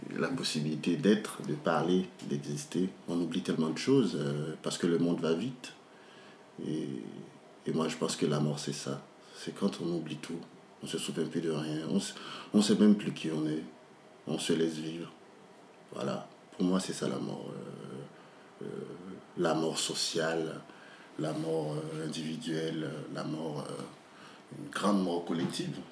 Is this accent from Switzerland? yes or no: no; Port-au-Prince, Ouest, Haiti; je suis né, j'ai grandi à Port-au-Prince